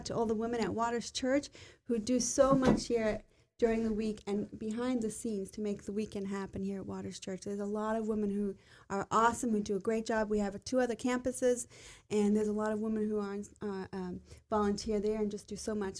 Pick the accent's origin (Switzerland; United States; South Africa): South Africa; I grew up in South Africa, and of course Christmas is in the summertime